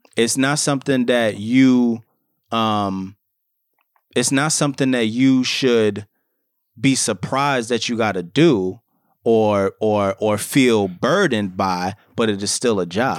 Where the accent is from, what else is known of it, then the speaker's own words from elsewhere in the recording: New York City, New York, United States; we're both fathers, we're both from the Bronx